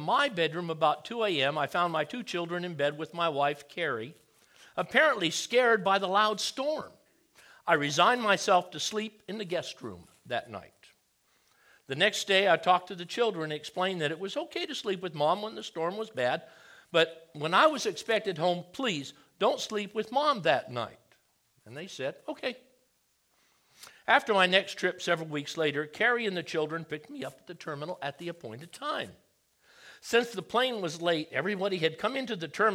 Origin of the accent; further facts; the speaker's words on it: Hawaii, United States; moved away as an adult; also born or lived in San Diego / Charleston, South Carolina / Texas; I grew up in Hawaii.